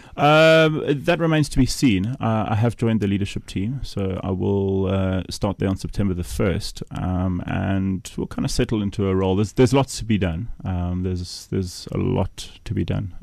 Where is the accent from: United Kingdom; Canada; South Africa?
South Africa; Kimberley, Northern Cape; Kimberley, my hometown